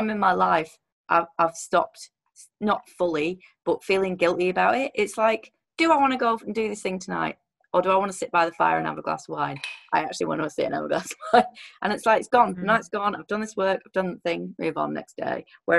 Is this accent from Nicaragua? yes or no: no; England, United Kingdom; I'm English